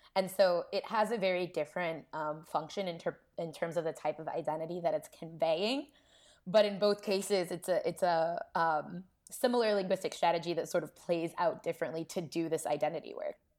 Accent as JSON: {"language": "English", "town": "Columbus", "region": "Ohio", "country": "United States", "tie": "born or raised there", "also_born_or_lived": "New York", "moved": "as an adult", "said": "I grew up in Columbus, Ohio, so not so far from Kentucky"}